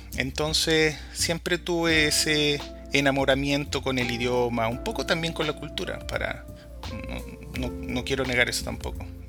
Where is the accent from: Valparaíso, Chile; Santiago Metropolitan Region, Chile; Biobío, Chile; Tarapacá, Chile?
Valparaíso, Chile; moved away as an adult; now in Washington, United States; soy chileno, oriundo de Valparaíso